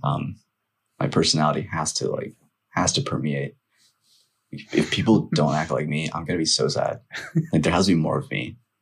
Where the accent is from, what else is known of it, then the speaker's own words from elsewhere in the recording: Northern Virginia, United States; also born or lived in Nepal; growing up here, um, especially in elementary school